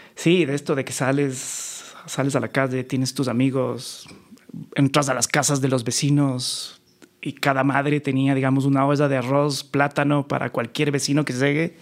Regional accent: Quito, Pichincha, Ecuador; also born or lived in New York; yo nací en Quito, en un barrio muy popular que se llama La Magdalena, al

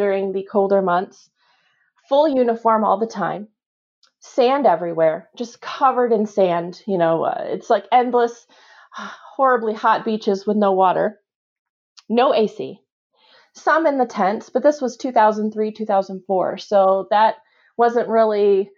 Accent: near Michigan State, United States; I grew up near Michigan State

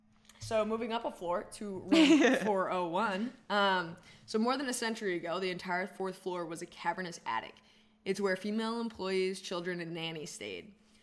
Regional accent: Cumberland, Rhode Island, United States; I grew up in Cumberland, Rhode Island, very close to the Cumberland Monastery

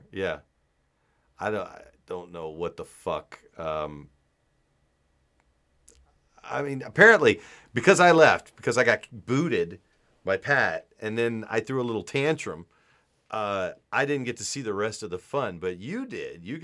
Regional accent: Hanau, Hesse, Germany; English is a second language; I'm from Hanau, West Germany, or Germany.

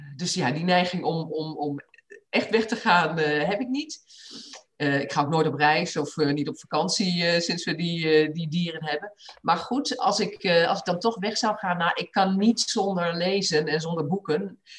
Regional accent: Achterhoek, Gelderland, Netherlands; moved away as an adult; also born or lived in Rotterdam; ik ben in de Achterhoek opgegroeid

